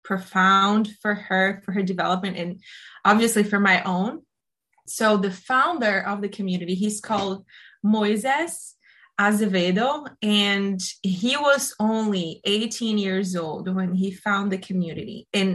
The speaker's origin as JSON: {"language": "English", "country": "Brazil", "tie": "born or raised there", "also_born_or_lived": "Italy", "moved": "as an adult", "lives_now": "Boston, United States", "said": "I am Brazilian. I grew up in Brazil."}